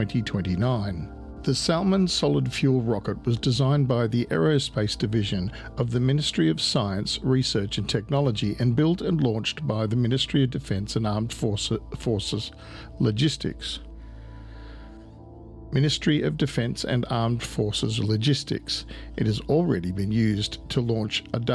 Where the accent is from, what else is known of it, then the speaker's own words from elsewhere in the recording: Australia; I'm Australian.